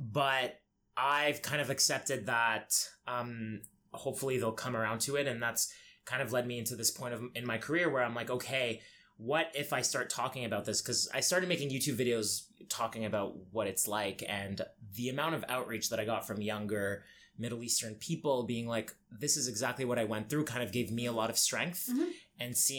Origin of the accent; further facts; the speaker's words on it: Egypt; Like when I grew up in Egypt, I didn't even know what being gay was